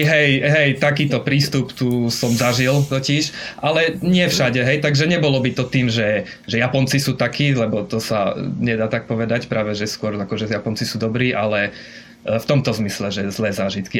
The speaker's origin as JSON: {"language": "Slovak", "town": "Košice", "region": "Košice Region", "country": "Slovakia", "also_born_or_lived": "Brno / Olomouc", "moved": "as an adult", "lives_now": "Japan", "said": "pochádzam z Košíc teda pôvodne"}